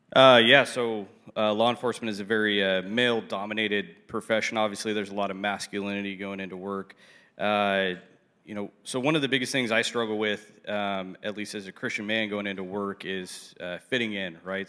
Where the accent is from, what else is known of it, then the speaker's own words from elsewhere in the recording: South Orange County, California, United States; born and raised in South Orange County, so I'm a South Orange County kid